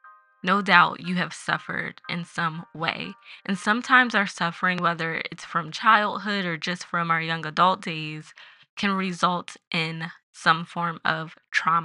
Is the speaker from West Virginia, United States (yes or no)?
no; Philadelphia, Pennsylvania, United States; That's my hometown